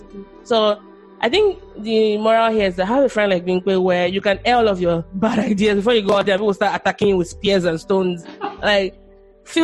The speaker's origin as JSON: {"language": "English", "country": "Nigeria", "tie": "born or raised there", "also_born_or_lived": "United States", "moved": "yes", "said": "I describe myself as a Nigerian-born, US-educated, Korean-speaking, wandering intellectual"}